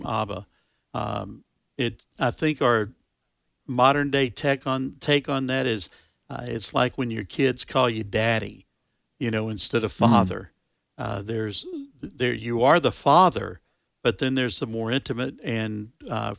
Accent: United States; as an American

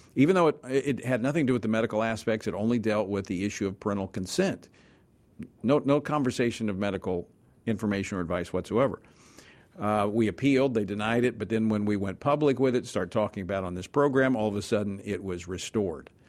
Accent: Louisiana, United States; the 4th Congressional District of my home state of Louisiana

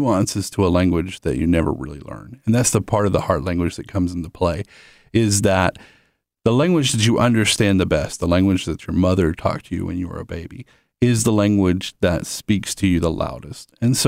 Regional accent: Southeast, United States; We moved quite a bit when I was a child, and so we've moved and lived in several different areas, but mostly from the Southeast.

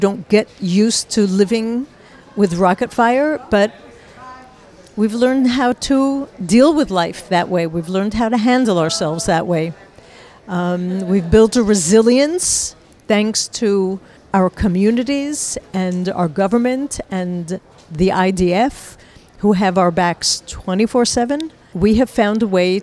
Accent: New York, United States; moved away as an adult; now in Israel; I was born in America, in New York, and I've lived in Israel for all of my adult life

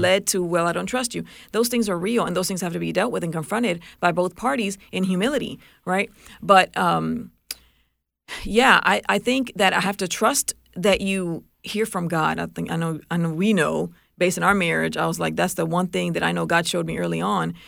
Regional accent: Puerto Rico; moved away; I grew up in Puerto Rico

